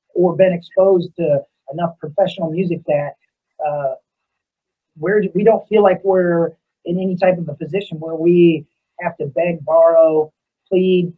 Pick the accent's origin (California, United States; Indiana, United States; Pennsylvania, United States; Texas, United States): Indiana, United States; we're from Indiana